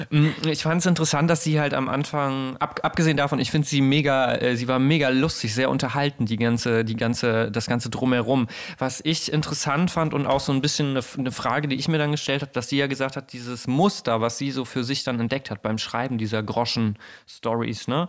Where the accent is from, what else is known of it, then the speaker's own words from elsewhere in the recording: near Bergisch Gladbach, North Rhine-Westphalia, Germany; in Bergisch Gladbach ganz auch in der Nähe meiner, meiner Heimat